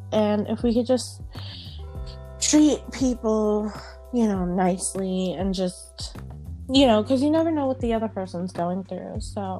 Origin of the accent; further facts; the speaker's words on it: New York, United States; Like me, I'm from New York.